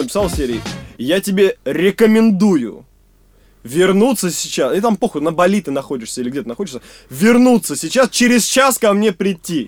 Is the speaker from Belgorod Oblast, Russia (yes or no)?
yes; Stary Oskol, Belgorod Oblast, Russia; Я из Старого Оскола